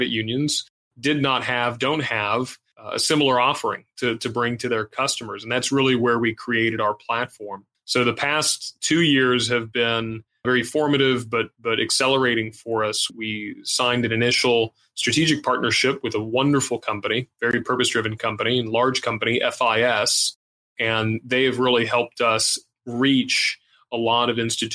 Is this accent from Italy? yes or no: no; Puerto Rico; Growing up in Puerto Rico